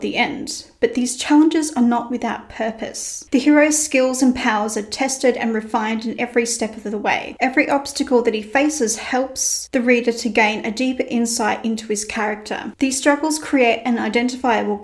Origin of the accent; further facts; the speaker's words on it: Australia; I'm Australian and by default, I'm a little lazy. We like to shorten as many words as possible. For instance, afternoon becomes arvo and good day becomes g'day